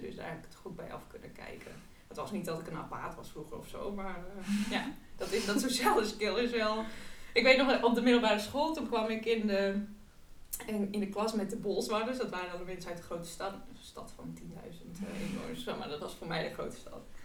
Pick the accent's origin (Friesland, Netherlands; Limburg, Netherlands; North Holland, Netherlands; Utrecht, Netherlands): Friesland, Netherlands; Friesland countryside, Netherlands; moved away as an adult; also born or lived in Amsterdam; kom ik van het Friese platteland.